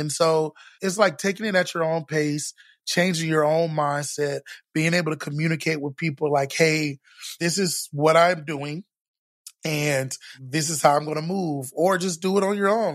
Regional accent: Orlando, Florida, United States; now in Texas, United States; I grew up in Florida

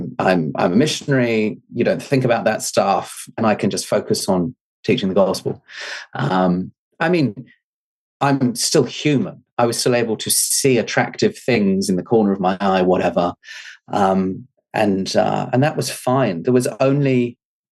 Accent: England, United Kingdom; moved away as an adult; now in New Zealand; we moved out here from England to New Zealand when I was 18

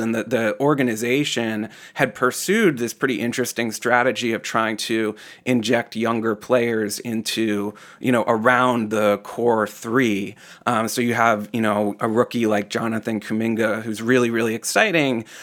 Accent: Boston, Massachusetts, United States; as a Bostonian

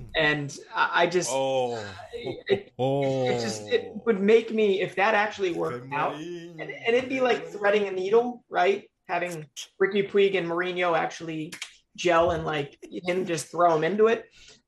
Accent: United States; I am from America

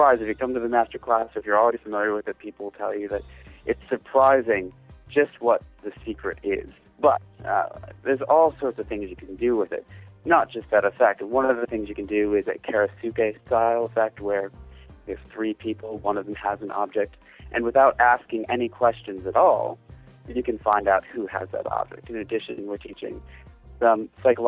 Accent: Detroit, Michigan, United States; I'm actually from Detroit, Michigan, over in the States. I've been here all my life.

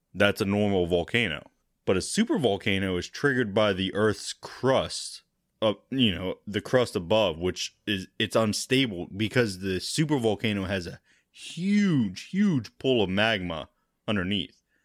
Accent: United States; I'm American

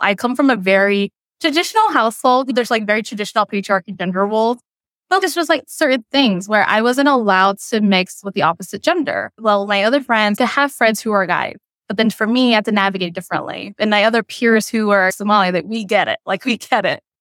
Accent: United States; first language Cham; I grew up and raised in America

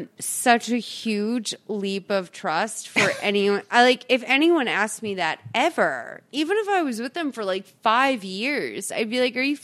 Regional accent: East Coast, United States; I'm from the East Coast where it's like, where I say aunt.

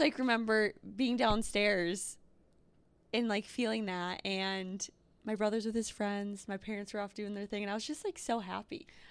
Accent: Northfield, Minnesota, United States; moved away; where I grew up. Northfield.

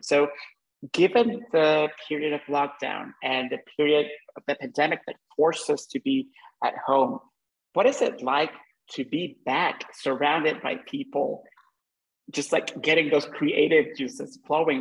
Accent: Honduras; moved away; I'm Hondureño and I, you know, I grew up, we grew up in the same part of the world

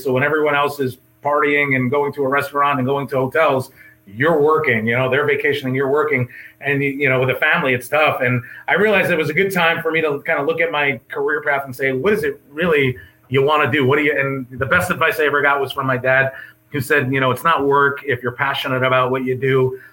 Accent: Catskill, New York, United States; moved away as an adult; I grew up in Catskill

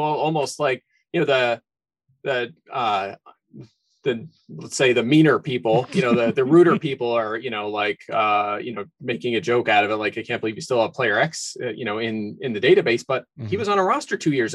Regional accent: Philadelphia, Pennsylvania, United States; I grew up in the Philly area.

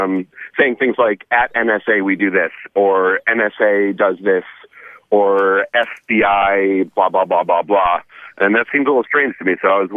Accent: Connecticut, United States; moved away; Originally from Connecticut, but I'm calling from Arcata right now.

